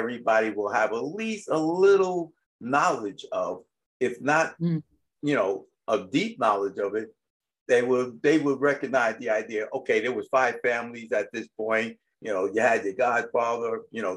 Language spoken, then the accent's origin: English; New York, United States; when I was growing up in New York